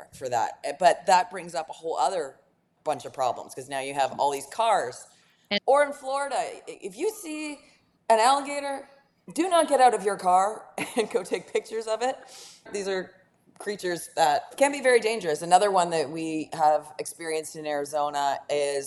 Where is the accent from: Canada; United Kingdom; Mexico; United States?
Canada; Being Canadian